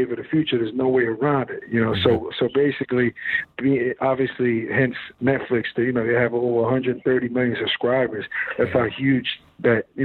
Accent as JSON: {"language": "English", "region": "New York", "country": "United States", "said": "We're both from New York"}